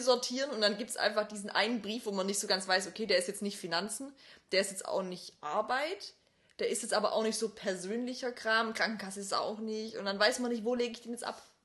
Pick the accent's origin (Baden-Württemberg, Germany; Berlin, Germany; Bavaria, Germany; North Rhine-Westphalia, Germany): Baden-Württemberg, Germany; Obersontheim; als ich als kleines Kind in Obersondheim